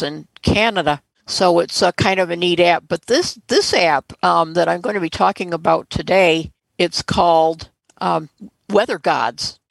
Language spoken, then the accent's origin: English; St. Clair Shores, Michigan, United States; my hometown st clair shores